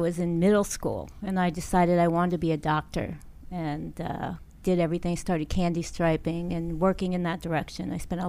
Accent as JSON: {"language": "English", "town": "Langley Park", "region": "Maryland", "country": "United States", "said": "I'm from Langley Park, Maryland."}